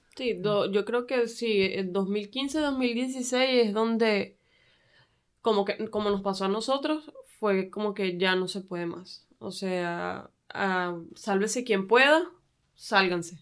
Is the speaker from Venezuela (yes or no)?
yes; Venezuela; moved away as an adult; now in Tijuana, Mexico; yo soy venezolana